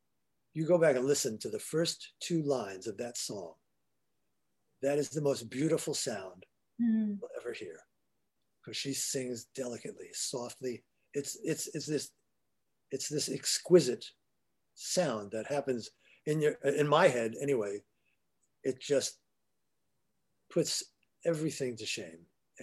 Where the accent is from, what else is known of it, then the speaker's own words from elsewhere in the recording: New York, United States; now in Los Angeles, United States; I'm a New Yorker